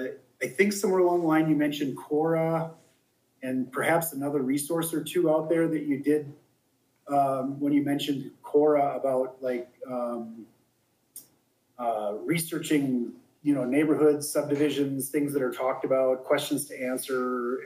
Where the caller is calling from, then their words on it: Colorado Springs, Colorado, United States; Colorado Springs.